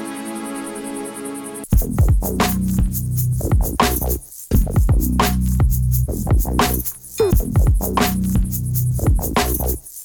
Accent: Yekaterinburg, Sverdlovsk Oblast, Russia; I'm from Russia, from Ekaterinburg

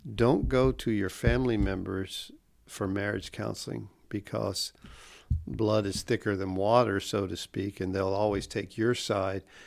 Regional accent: Pensacola, Florida, United States; also born or lived in Kansas City, Missouri; I grew up here in Gulfbury, East Pensacola, and I had a large extended family.

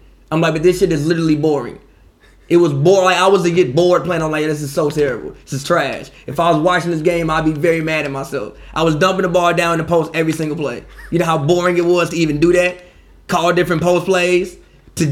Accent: Chicago, Illinois, United States; born or raised there

